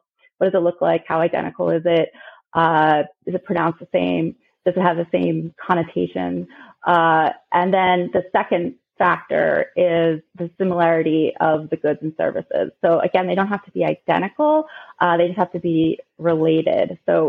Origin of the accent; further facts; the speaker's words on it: Baltimore, Maryland, United States; Yes, I'm from Baltimore.